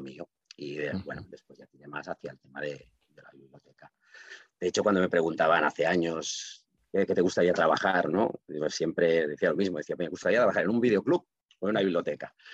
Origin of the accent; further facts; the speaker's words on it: Reus, Catalonia, Spain; first language Catalan; Spanish is a second language; also born or lived in Barcelona; yo nací hace medio siglo, que dicho así suena raro, en, en Barcelona, pero bueno, mis padres vinieron a vivir aquí en Reus cuando tenía meses, o sea que prácticamente se puede decir que yo soy de Reus de toda la vida